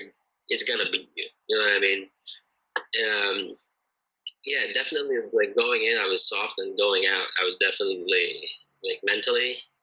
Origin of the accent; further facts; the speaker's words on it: Connecticut, United States; moved away; also born or lived in Philippines; I grew up in Connecticut. It's a little state in northeastern United States.